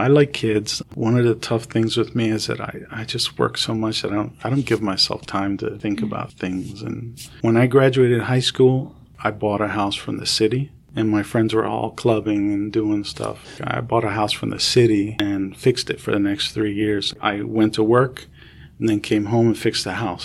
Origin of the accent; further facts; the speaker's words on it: Camden, New Jersey, United States; moved away; also born or lived in New York; I grew up in Camden, and everybody's black or Hispanic